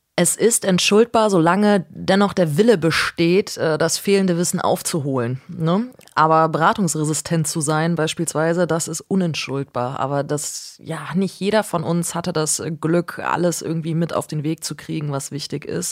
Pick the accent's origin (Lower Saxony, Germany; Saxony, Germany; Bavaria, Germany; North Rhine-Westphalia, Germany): North Rhine-Westphalia, Germany; Cologne; ich komme äh, komm aus Köln, so und damals war das einfach so Familienbild